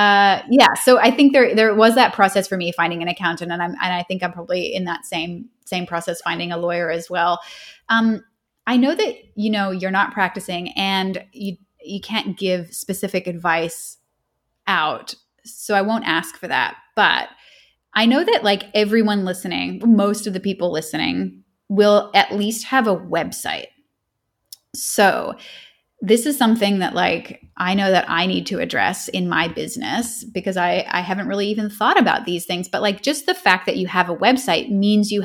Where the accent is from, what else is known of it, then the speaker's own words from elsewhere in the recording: Canada; moved away as an adult; now in Australia; I'm Canadian, but I live in Australia and I have done so since 2011